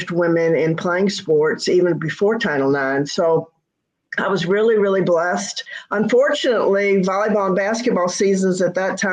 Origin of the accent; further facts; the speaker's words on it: Mobile, Alabama, United States; moved away as an adult; also born or lived in Indiana; I was lucky in Mobile. I went to a little Catholic school, and the CYO leagues gave me an opportunity to compete